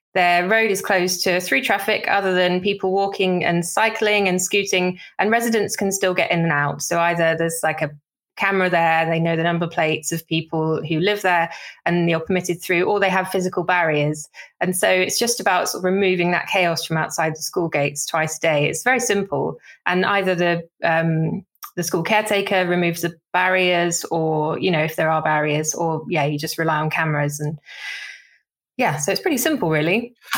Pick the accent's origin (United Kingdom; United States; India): United Kingdom; Somerset, South West England; growing up in Somerset, you basically have to learn to drive